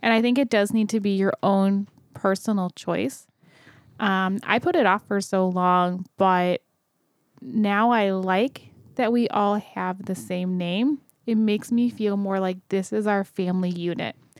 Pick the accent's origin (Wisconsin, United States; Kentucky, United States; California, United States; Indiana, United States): Kentucky, United States; I was born in Kentucky